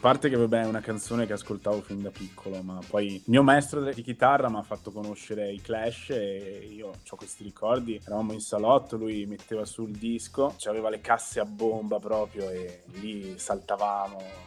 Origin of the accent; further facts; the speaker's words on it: Veneto, Italy; accent: Venetian dialect; col dialetto veneto